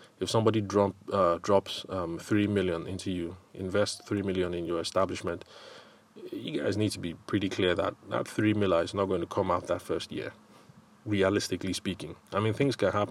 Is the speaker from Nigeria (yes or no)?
yes; Benue, Nigeria; Where I come from, I'm from Benue State